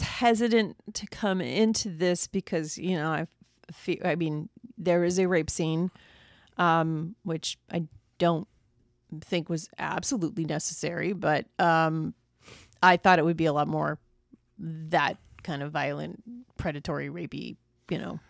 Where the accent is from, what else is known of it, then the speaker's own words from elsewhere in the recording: United States; we as American audiences